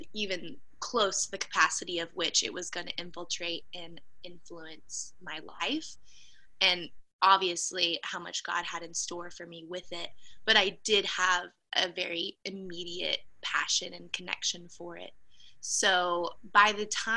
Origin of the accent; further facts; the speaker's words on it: McKinney, Texas, United States; also born or lived in Florida; grew up specifically in McKinney